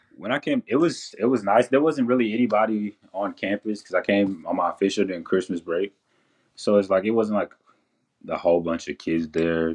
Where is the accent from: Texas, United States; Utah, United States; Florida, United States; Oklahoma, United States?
Texas, United States; Henderson; born or raised there